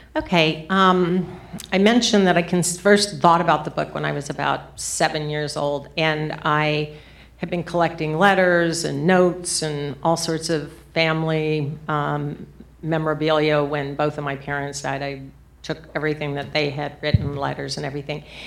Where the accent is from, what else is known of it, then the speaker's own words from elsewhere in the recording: southern New Mexico, United States; I was seven years old, and I was in a small town in southern New Mexico